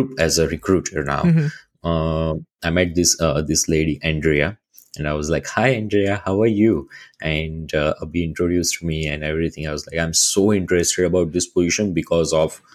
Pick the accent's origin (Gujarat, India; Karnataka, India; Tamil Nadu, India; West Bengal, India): Gujarat, India; Ahmedabad; moved away as an adult; now in Canada; I'm from Ahmedabad